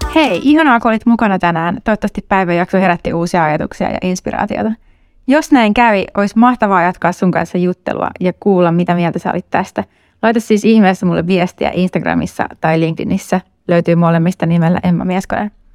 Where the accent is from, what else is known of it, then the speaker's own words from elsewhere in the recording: Helsinki capital region, Uusimaa, Finland; täällä pääkaupunkiseudulla, mistä mä itse kotoisin